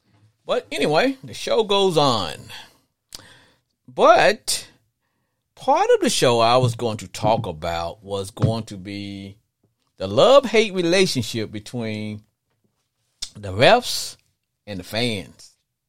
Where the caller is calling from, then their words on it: Texas, United States; But I'm calling from Texas. That's where I'm located.